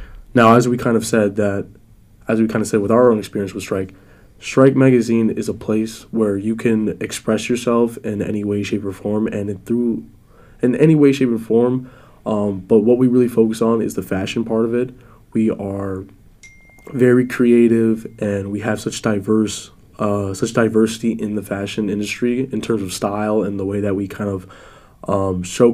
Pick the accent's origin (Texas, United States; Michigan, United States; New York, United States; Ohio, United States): New York, United States; New York City; now in Florida, United States; I reign from New York City. I was born in the Bronx, and I was raised in and out of the city.